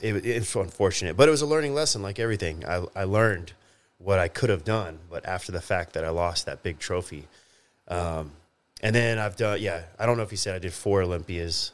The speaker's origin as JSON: {"language": "English", "town": "Grapevine", "region": "Texas", "country": "United States", "tie": "born or raised there", "said": "I grew up in Grapevine, Texas"}